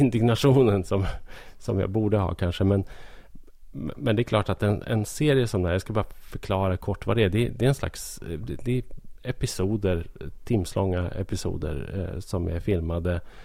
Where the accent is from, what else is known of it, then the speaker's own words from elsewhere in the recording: Hälsingland, Gävleborg County, Sweden; jag är ju hälsing. Jag bor i Hälsingland